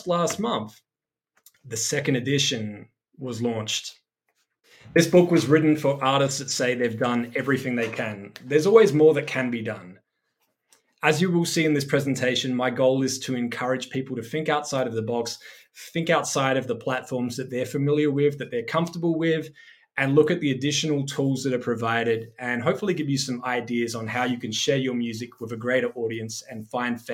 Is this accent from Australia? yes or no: yes; Adelaide, South Australia, Australia; I started as a DJ playing every weekend in my hometown of Adelaide, South Australia.